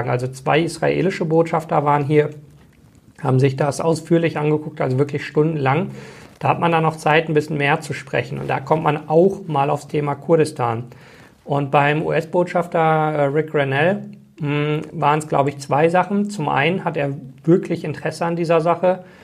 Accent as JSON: {"language": "German", "town": "Bochum", "region": "North Rhine-Westphalia", "country": "Germany", "tie": "born or raised there", "said": "das ist größer als äh, meine Heimatstadt Bochum."}